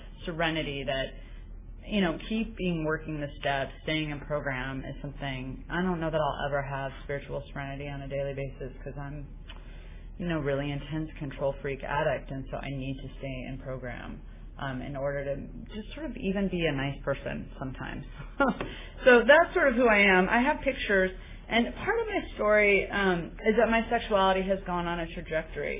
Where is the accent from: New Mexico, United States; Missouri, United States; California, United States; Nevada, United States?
New Mexico, United States; now in San Francisco, United States; I grew up in New Mexico